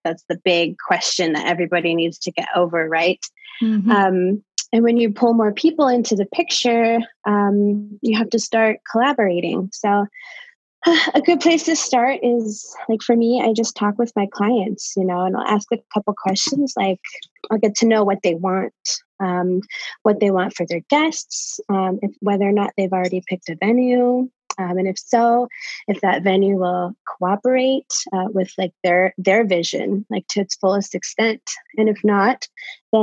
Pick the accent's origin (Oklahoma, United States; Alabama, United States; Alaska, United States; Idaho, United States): Idaho, United States; Boise; I grew up in the Boise area, kind of in the valley